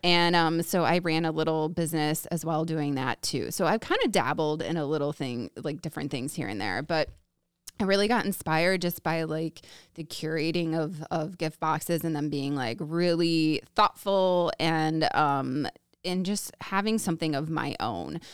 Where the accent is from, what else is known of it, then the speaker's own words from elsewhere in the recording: Woodstock, United States; also born or lived in California; born and raised in Woodstock, so not far from you guys